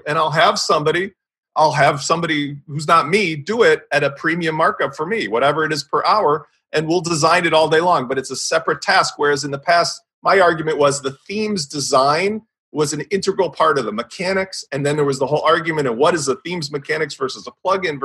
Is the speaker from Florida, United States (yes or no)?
no; Chicago, Illinois, United States; I'm from Chicago